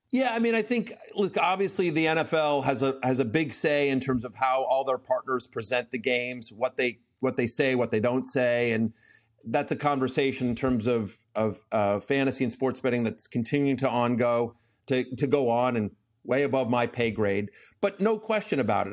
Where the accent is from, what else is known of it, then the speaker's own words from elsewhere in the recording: College Station, Texas, United States; I grew up in College Station